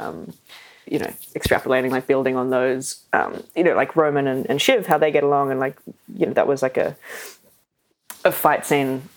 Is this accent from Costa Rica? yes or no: no; Australia; accent: Australian; speaking in my natural Australian accent